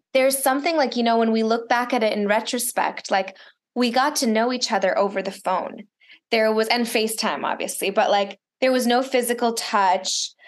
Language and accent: English; Miami, Florida, United States; first language Russian; English is a second language; moved away; also born or lived in Chicago / Israel / Los Angeles; Spanish because I grew up in Miami